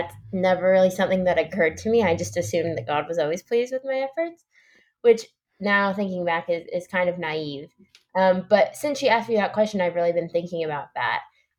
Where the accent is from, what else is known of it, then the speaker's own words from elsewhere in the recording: New York, United States; And I think this is because I grew up in New York, and so there weren't that many baptisms.